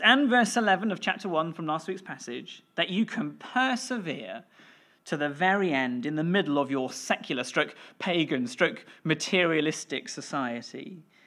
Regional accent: West Wales, United Kingdom; I grew up in West Wales and that's where I learnt, uh, to play the violin

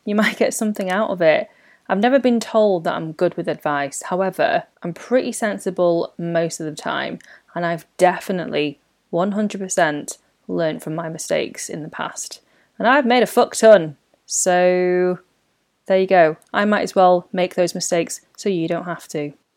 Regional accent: United Kingdom; I talk about life as a British born Chinese

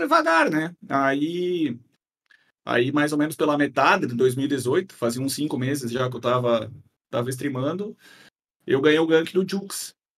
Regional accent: Guarujá do Sul, Santa Catarina, Brazil; Nascido e criado aqui

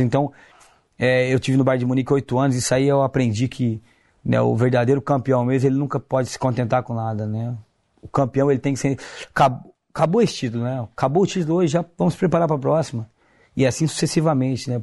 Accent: Brazil; moved away as an adult; Sou brasileiro

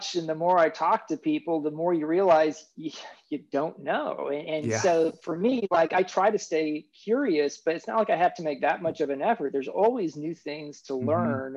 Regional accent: Kansas City, Kansas, United States; I grew up in Kansas City on the Kansas side

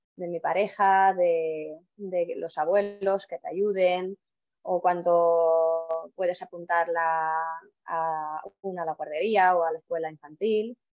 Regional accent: Estonia; Spanish is a second language; moved away as an adult; also born or lived in Toledo, Spain; now in Spain; no soy de aquí, soy de Estonia, nacido en Estonia y he venido aquí a España por el amor

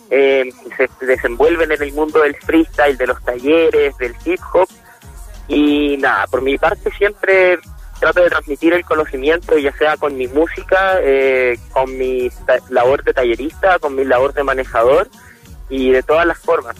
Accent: Concepción, Biobío, Chile; yo soy de Concepción

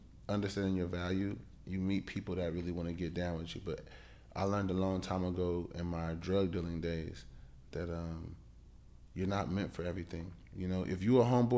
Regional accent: Ohio, United States; moved away; also born or lived in California; I'm from Ohio.

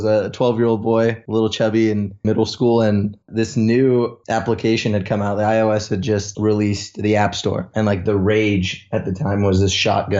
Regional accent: California, United States; also born or lived in Toronto, Canada; I was born in Toronto, Canada, made my way over to sunny California when I was about 5 years old. You could say I'm a California boy.

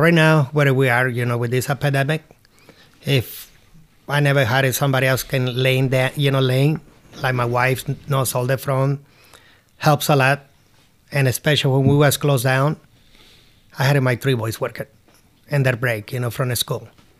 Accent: Seattle, Washington, United States; I mean, growing up in Seattle, I had, you know, employees.

